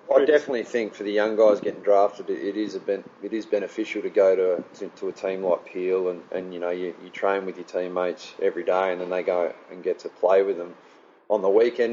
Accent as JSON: {"language": "English", "town": "Fremantle", "region": "Western Australia", "country": "Australia", "tie": "born or raised there", "moved": "yes", "said": "my hometown"}